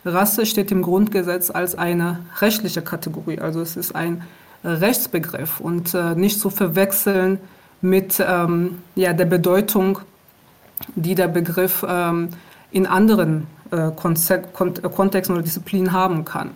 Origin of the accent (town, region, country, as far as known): Aachen, North Rhine-Westphalia, Germany; born or raised there; moved away as an adult; also born or lived in Rwanda; now in Berlin, Germany